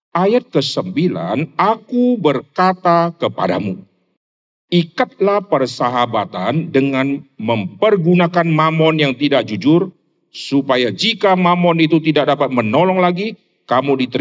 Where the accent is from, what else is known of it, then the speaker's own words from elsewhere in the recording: Rantau Prapat, North Sumatra, Indonesia; born there; saya dilahirkan di Sumatera Utara, dari kota Medan kira-kira masih 300-an kilo di kota Rantau Prapat.